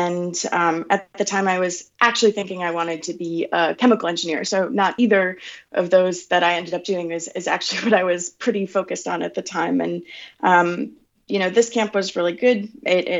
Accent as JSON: {"language": "English", "region": "Wisconsin", "country": "United States", "tie": "born or raised there", "moved": "as an adult", "lives_now": "San Francisco, United States", "said": "I grew up in Amaro, Wisconsin, a really small little town between Milwaukee and Green Bay."}